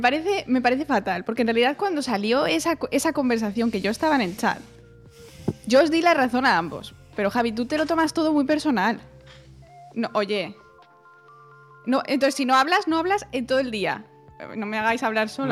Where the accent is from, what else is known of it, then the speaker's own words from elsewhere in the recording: Spain; also born or lived in Germany; los españoles tampoco tenemos un acento muy ininteligible en inglés